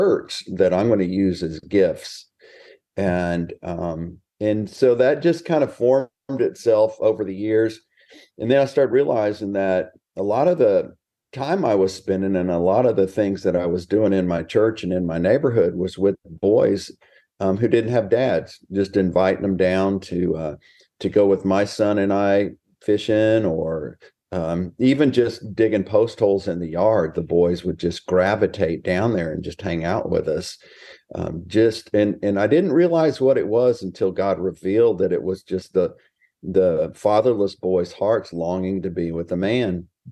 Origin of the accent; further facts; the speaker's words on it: Texas, United States; also born or lived in Houston, Texas / Smithville, Texas; Born and raised in Texas, and just living life large out here in small town America